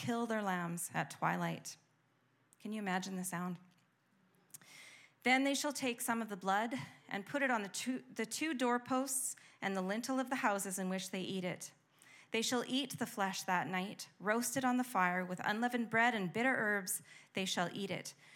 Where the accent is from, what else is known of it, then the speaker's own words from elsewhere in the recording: Canada; we're Canadian